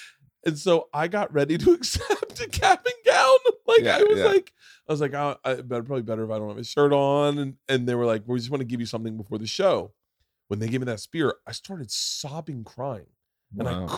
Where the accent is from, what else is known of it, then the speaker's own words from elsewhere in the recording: Florida, United States; growing up in Florida, you never had civic pride. You never really gave a fuck about Florida.